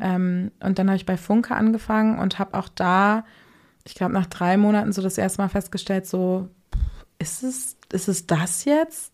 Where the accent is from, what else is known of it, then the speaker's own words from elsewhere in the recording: Hamburg, Germany; Bin gebürtige Hamburgerin, 27 Jahre alt.